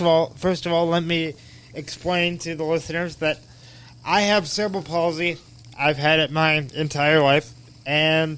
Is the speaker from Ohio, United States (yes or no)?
yes; Cleveland Heights, Ohio, United States; I've lived in Cleveland Heights all my life.